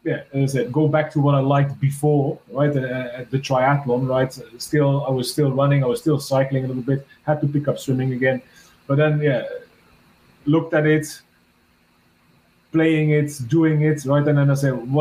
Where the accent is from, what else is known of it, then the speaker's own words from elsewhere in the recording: Belgium; I'm from Belgium